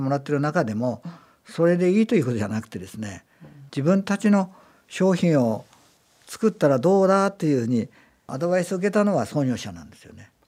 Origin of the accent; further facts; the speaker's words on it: Aizuwakamatsu, Fukushima, Japan; moved away as an adult; also born or lived in Isesaki, Gunma; now in Gunma, Japan; 福島県の会津の生まれでですね